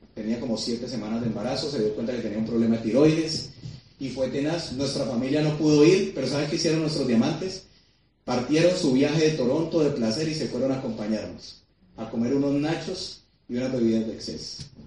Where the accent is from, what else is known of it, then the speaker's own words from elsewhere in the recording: Colombia; yo quería ser un embajador de mi país